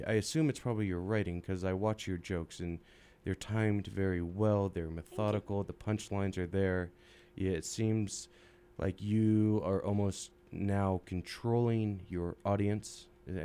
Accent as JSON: {"language": "English", "region": "California", "country": "United States", "moved": "as an adult", "lives_now": "Utah, United States", "said": "I came out from California."}